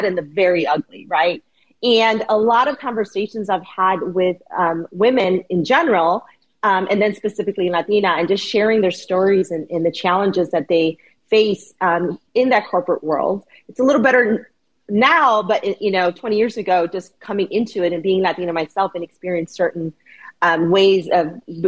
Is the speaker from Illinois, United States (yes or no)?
yes; Chicago, Illinois, United States; I'm born and raised in Chicago